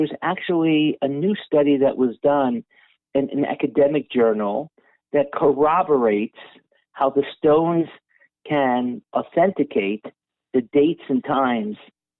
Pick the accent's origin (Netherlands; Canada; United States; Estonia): Netherlands; I grew up in Holland, and many of the shuls in Holland, the parochet came because of the relationship between the royal families and the Jewish community.